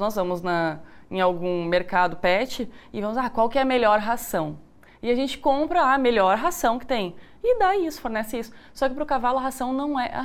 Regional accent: Rio Grande do Sul, Brazil; now in Goiás, Brazil; Eu sou do Rio Grande do Sul

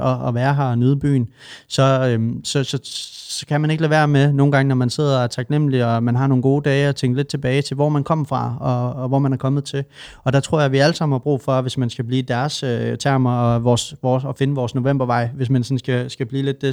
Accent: Svendborg, Southern Denmark, Denmark; also born or lived in Nørrebro, Copenhagen; now in Copenhagen, Denmark; I Svendborg, hvor jeg kommer fra

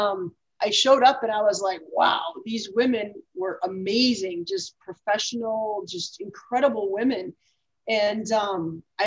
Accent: Minnesota, United States; moved away; also born or lived in Texas; I'm originally from Minnesota

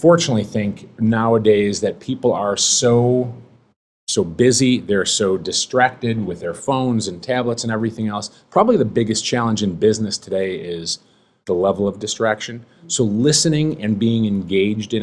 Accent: Chicago, Illinois, United States; Born and raised in Chicago

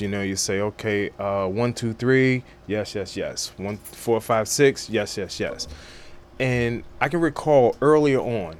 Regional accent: Roselle, New Jersey, United States; I'm from North Jersey.

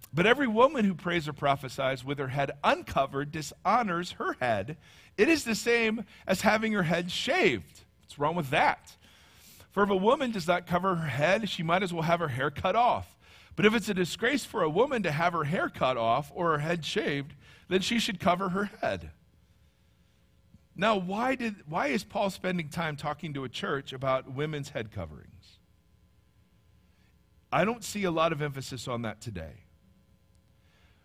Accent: Ohio, United States; accent: Midwestern; moved away; Midwestern, I'm from Ohio

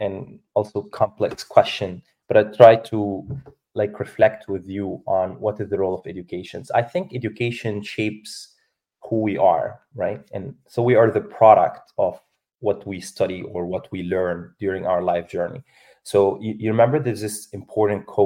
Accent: Egypt; also born or lived in Spain / Ireland / Italy; now in Dubai, United Arab Emirates; I'm from Egypt

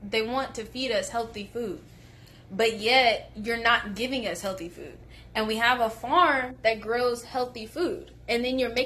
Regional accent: Friendswood, Texas, United States; moved away as an adult; now in Dallas, United States; I'm from Friendswood, Texas

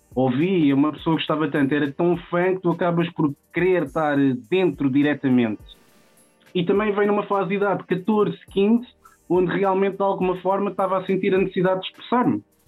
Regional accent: Odivelas, Lisbon, Portugal; Eu cresci aqui numa zona que define muito a minha pessoa, que é crescer em Odivelas

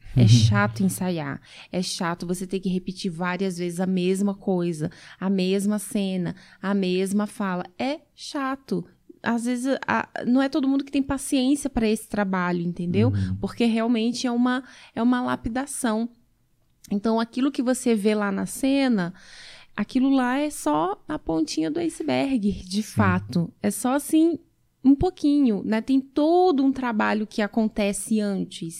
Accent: Blumenau, Santa Catarina, Brazil; Isso em Santa Catarina, sou natural de Blumenau

